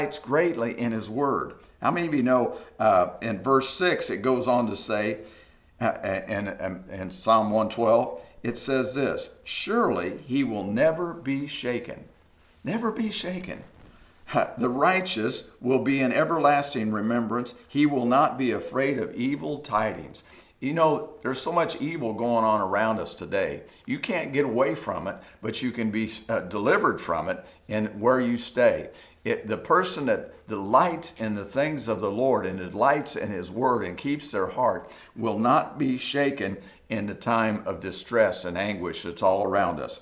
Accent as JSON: {"language": "English", "country": "United States", "said": "as an American and as a Christian"}